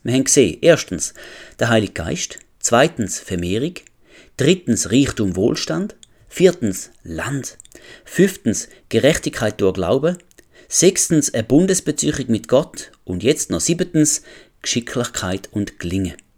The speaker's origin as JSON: {"language": "German", "country": "Switzerland", "said": "als Schweizer"}